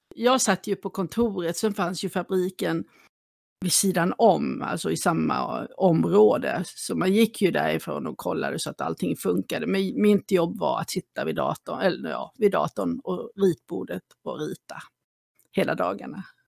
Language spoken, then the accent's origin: Swedish; Småland, Sweden; also born or lived in Kalmar; now in Saltsjöbaden, Sweden; Jag kommer ju från Småland ursprungligen och eh, ja. från den lilla orten jag bodde i så var Kalmar min närmaste ort